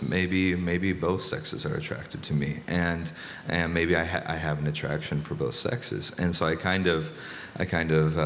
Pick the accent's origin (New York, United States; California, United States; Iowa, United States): Iowa, United States; New Virginia; I'm from South Central Iowa, New Virginia, Iowa